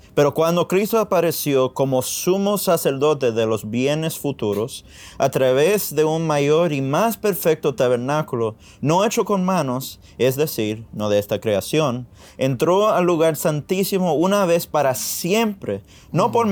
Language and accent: Spanish; Miami, Florida, United States; Yo nací aquí en Miami